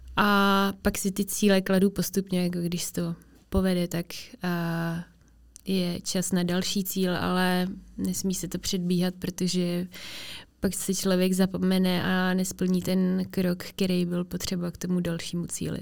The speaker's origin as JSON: {"language": "Czech", "country": "Czechia", "tie": "born or raised there", "also_born_or_lived": "Finland", "said": "v těch třech letech jsme se přestěhovali do Česka"}